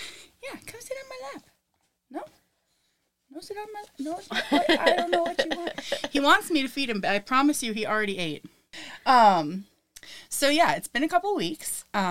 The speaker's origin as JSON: {"language": "English", "town": "Lincoln City", "region": "Oregon", "country": "United States", "tie": "born or raised there", "also_born_or_lived": "Washington", "said": "I grew up in like Lincoln City on the Oregon coast. And so it's very different from the Washington coast."}